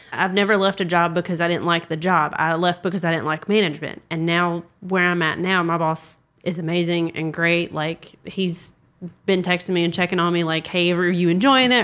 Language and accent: English; South Carolina, United States; I'm from South Carolina.